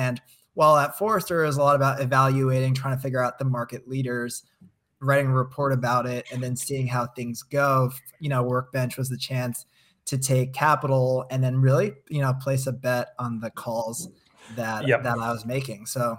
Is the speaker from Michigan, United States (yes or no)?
no; New Jersey, United States; People think I'm from California, so it's hard to pinpoint if I came from New Jersey. But I did come from New Jersey.